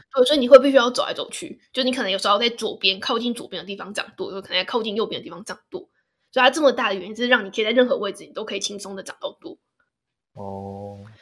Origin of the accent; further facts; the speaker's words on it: Hsinchu, Taiwan; 我是新竹人嘞